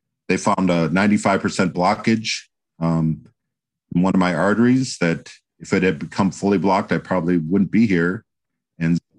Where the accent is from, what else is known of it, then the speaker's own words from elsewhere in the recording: Green Bay, Wisconsin, United States; moved away as an adult; also born or lived in Atlanta, Georgia; now in Carmel, United States; I was born and raised in Wisconsin. Actually, I was born in Green Bay and I grew up in Wisconsin.